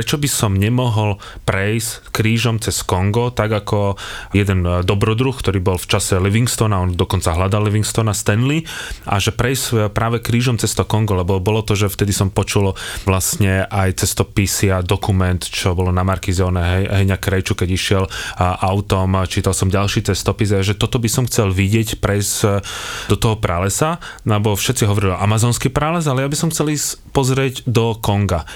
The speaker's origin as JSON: {"language": "Slovak", "country": "Slovakia", "said": "odkiaľ som, že Slovakia"}